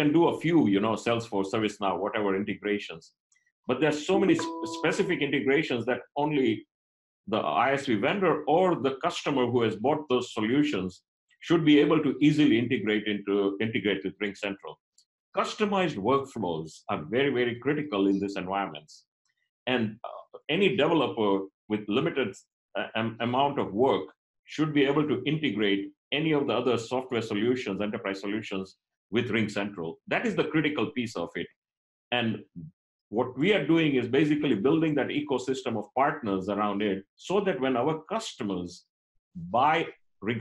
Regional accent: Kenya; moved away; I'm of Indian origin, but I was born and brought up in Kenya, and I did up to my high school in Kenya.

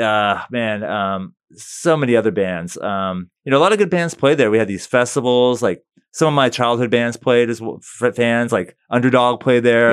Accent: St. Petersburg, Florida, United States; also born or lived in Brandon, Florida; Saint P's my hometown. You know, I grew up, I was born there.

